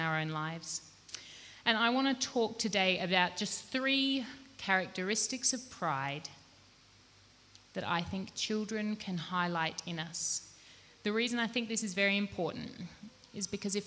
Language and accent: English; Australia; now in Malawi; I grew up in Australia and now I've lived in Malawi